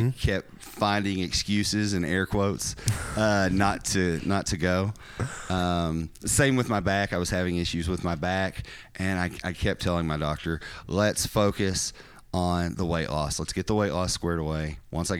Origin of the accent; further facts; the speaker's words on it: Corbin, Kentucky, United States; moved away as an adult; also born or lived in Lexington, Kentucky; now in Michigan, United States; Born and raised. I was born in Corbin, Kentucky